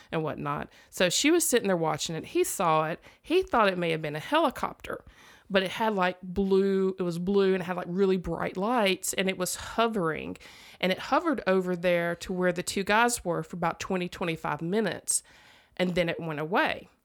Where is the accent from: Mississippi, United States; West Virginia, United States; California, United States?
Mississippi, United States; I'm from Mississippi